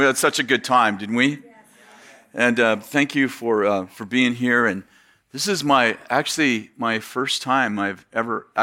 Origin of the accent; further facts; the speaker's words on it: San Jose, California, United States; moved away as an adult; also born or lived in Weaverville, California; I grew up in the Bay Area in San Jose, Sunnyvale area